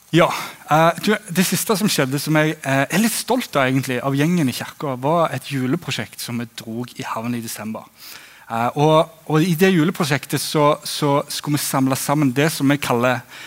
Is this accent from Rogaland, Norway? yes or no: yes; Egersund, Rogaland, Norway; moved away as an adult; also born or lived in Flekkerøy, Kristiansand; now in Kristiansand, Norway; som du hører på dialekten, så kommer jeg fra Egersund på Vestlandet